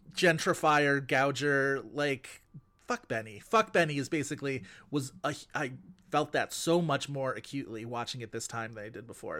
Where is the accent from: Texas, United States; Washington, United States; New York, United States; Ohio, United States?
New York, United States; Buffalo; I grew up in Buffalo